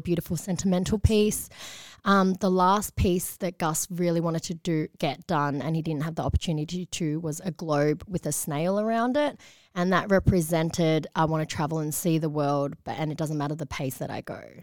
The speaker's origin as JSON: {"language": "English", "town": "Patterson Lakes", "region": "Victoria", "country": "Australia", "tie": "born or raised there", "said": "I was one of the only Chinese families growing up in that area"}